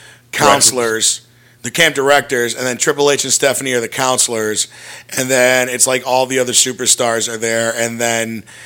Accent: Chicago, Illinois, United States; he's from Brooklyn and I'm from Chicago.

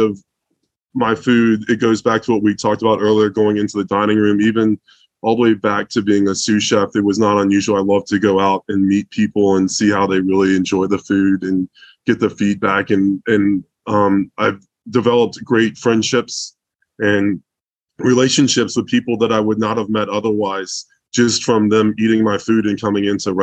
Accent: Germany; moved away; I was born in Germany

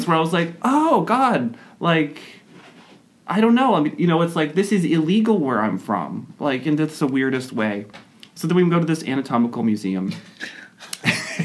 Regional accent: Austin, Texas, United States; I was from Texas, and I was from Austin

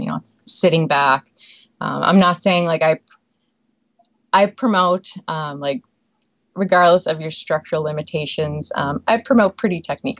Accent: Prince Edward Island, Canada; moved away as an adult; also born or lived in Alberta; I grew up in Prince Edward Island, Canada

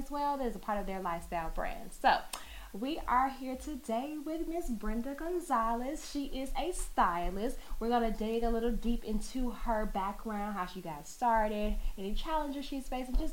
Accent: Chicago, Illinois, United States; I'm from Chicago

